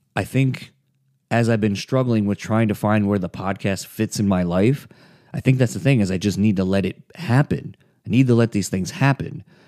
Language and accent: English; East Coast, United States; growing up in the East Coast